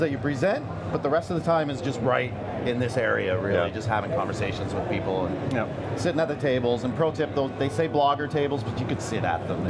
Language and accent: English; Canada; I'm from Canadiana, Canada